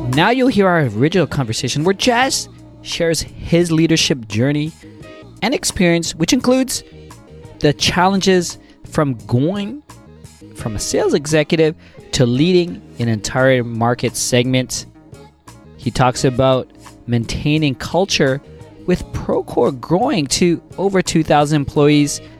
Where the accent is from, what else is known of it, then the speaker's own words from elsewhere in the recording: Toronto, Ontario, Canada; I'm born and raised in Toronto, so I'm really I'm really proud